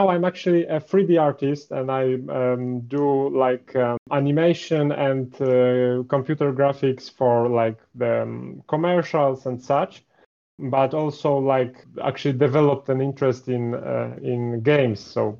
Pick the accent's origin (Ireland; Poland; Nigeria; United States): Poland; So I'm actually from Poland. I don't think many people know that, as I don't really advertise that in my builds. And most of the descriptions are in English. So, yeah, I'm from Poland. I'm 26 years old.